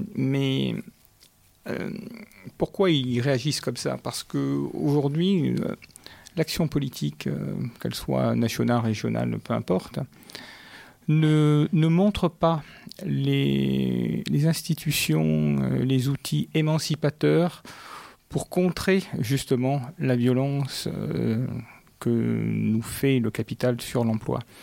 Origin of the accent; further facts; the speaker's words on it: Paris, Île-de-France, France; moved away as an adult; also born or lived in Marseille; now in Paris and Marseille, France; Je suis un tout jeune Marseillais. Il y a 4 ans que j'ai découvert cette ville. Je viens de Paris.